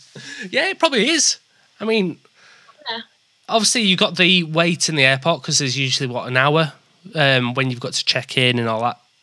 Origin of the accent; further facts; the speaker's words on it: Leeds, Yorkshire and the Humber, United Kingdom; now in York, United Kingdom; I'm from Leeds and I live in York